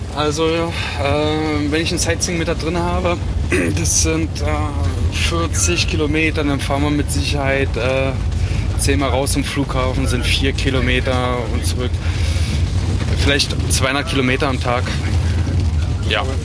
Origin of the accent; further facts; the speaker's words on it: Biesenthal, Brandenburg, Germany; moved away as an adult; also born or lived in Norway; now in Svalbard, Norway; eigentlich komme ich aus Berlin. Ja. Etwas nördlich von Berlin. Genau, für die, die es besser kennen. Oder Biesenthal